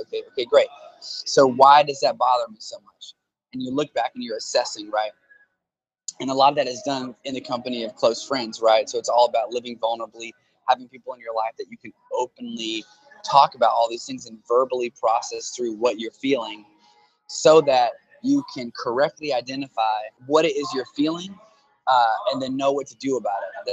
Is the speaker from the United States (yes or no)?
yes; Tulsa, Oklahoma, United States; my hometown here in Tulsa